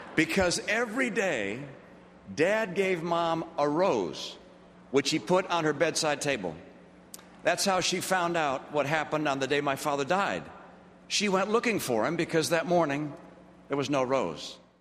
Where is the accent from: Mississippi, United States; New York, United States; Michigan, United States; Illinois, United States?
Michigan, United States; We were Mormons, and growing up in Michigan